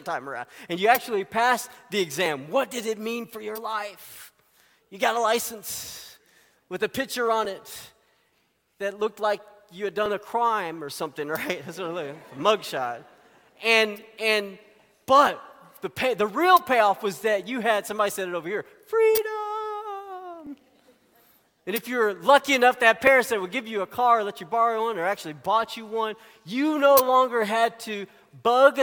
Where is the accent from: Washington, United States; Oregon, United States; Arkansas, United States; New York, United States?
Arkansas, United States; I grew up in Arkansas